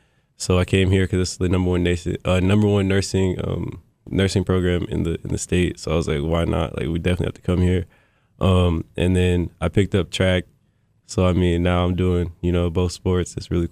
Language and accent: English; Louisville, Kentucky, United States; also born or lived in North Carolina / California / Colorado / Pennsylvania; now in Maryland, United States; I'm from Louisville, Kentucky, but we ventured out because I am a military kid, so we've been everywhere. So I've been to like North Carolina, California, Colorado, Pennsylvania, and then I live in Maryland right now.